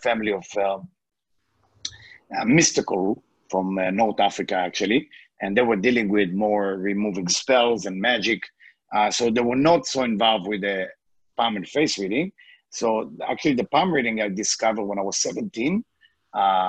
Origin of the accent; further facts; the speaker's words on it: Israel; English is a second language; moved away; I born in Israel. English is not my first language.